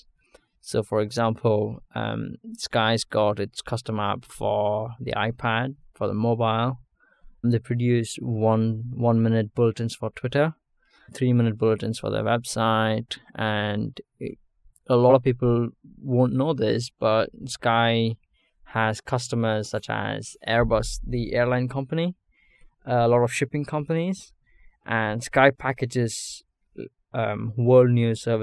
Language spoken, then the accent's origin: English; Bangalore, Karnataka, India; moved away as an adult; now in United Kingdom; I'm from Bangalore, southern city in India. I studied there, completed my high school, and then moved over to the UK to study at the university